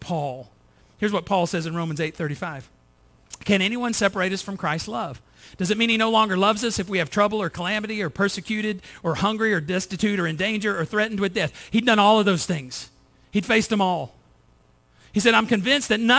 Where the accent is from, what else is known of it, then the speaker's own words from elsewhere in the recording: United States; I'm from the United States